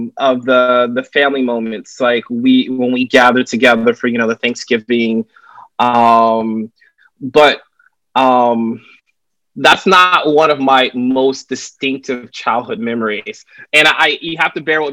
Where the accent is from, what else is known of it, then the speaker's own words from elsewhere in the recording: Raleigh, North Carolina, United States; moved away as an adult; also born or lived in San Francisco / Syracuse; now in New York City, United States; I currently live here in New York City. I've spent most of my adult life here, but I'm originally from Raleigh, North Carolina. So I'm still a Southern boy at heart